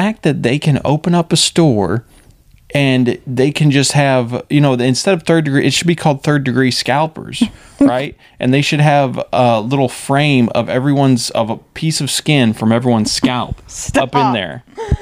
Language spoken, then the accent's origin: English; St. Louis, Missouri, United States; I was a man from St. Louis